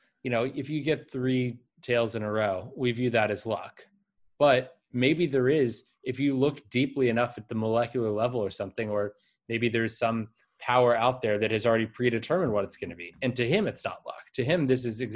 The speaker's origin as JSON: {"language": "English", "country": "United States", "tie": "born or raised there", "said": "I was born in America in a middle class family."}